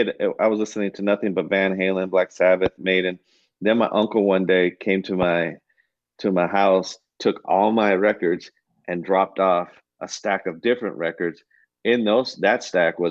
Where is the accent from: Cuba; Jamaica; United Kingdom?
Cuba; I'm Cuban